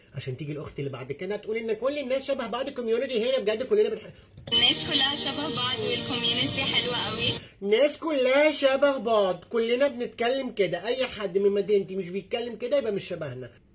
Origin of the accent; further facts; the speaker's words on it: Egypt; إحنا مصريين برضو